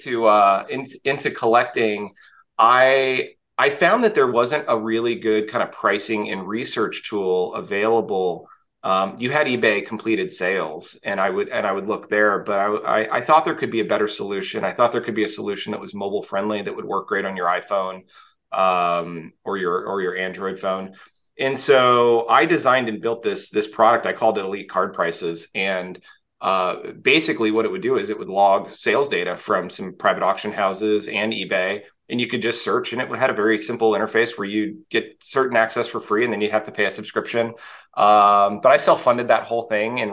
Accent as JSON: {"language": "English", "region": "Texas", "country": "United States", "tie": "born or raised there", "said": "I grew up in Texas in the US"}